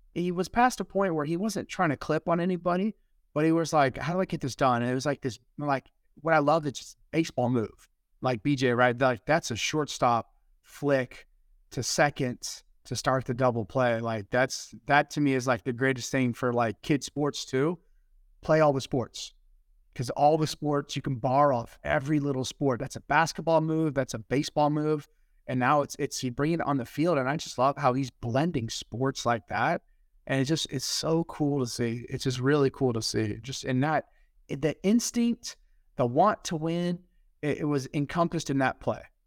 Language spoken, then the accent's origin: English; Dallas, Texas, United States; I'm from Dallas, right? And I'm born in nineteen eighty-two